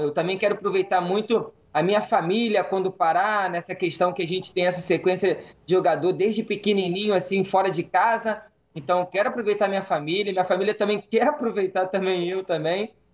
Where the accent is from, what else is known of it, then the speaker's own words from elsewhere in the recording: Rio de Janeiro, Brazil; depois de um tempo longe do Rio, como eu carioca, voltar para o Rio de Janeiro